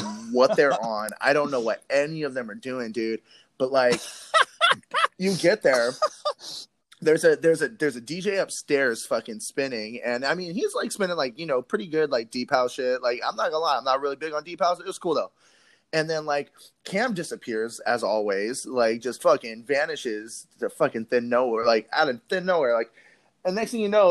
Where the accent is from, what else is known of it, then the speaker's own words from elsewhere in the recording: California, United States; I'm a Californian person